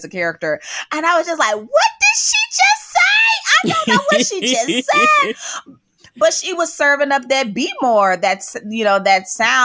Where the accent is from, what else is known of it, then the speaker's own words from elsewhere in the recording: Memphis, Tennessee, United States; that's a word that I grew up saying in Memphis